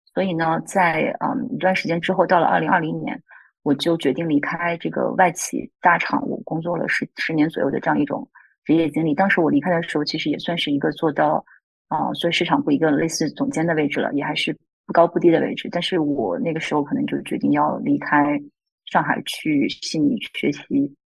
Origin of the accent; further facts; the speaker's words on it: Zibo, Shandong, China; moved away as an adult; also born or lived in Wuhan / Beijing; now in Sydney, Australia; 我出生在山东淄博这个城市的一个小镇上